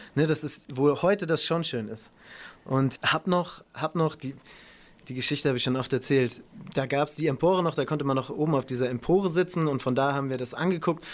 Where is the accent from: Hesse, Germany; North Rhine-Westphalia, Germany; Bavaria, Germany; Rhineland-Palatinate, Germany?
Rhineland-Palatinate, Germany; Ludwigshafen; Ludwigshafen, wo ich aufgewachsen bin